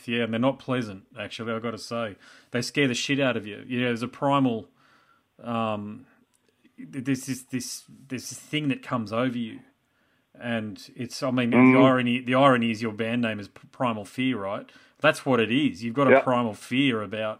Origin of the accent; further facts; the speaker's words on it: Gold Coast, Queensland, Australia; I'm from the Gold Coast